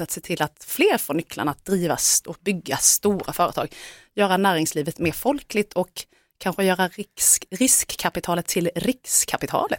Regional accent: Älmhult, Kronoberg County, Sweden; jag kommer ju från Älmhult där Ingvar Kamprad var den stora mannen.

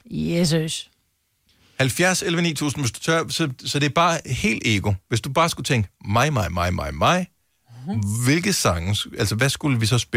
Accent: Southern Denmark, Denmark; Selv som Fynbo

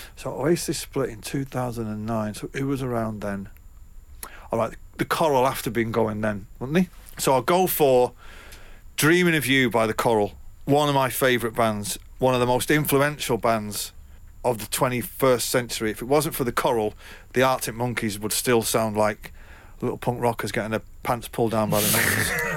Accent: Manchester, North West England, United Kingdom; my hometown in Manchester

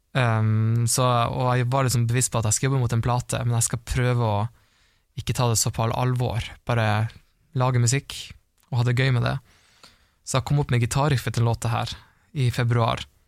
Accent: Harstad, Troms, Norway; accent: Northern Norwegian; moved away; ble jeg igjen i Harstad, det er det der jeg kommer fra

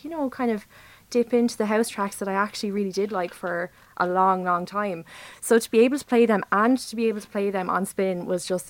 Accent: Wexford, Ireland; moved away as an adult; now in Waterford, Ireland; I am actually from Wexford, but I'm living in Waterford at the moment.

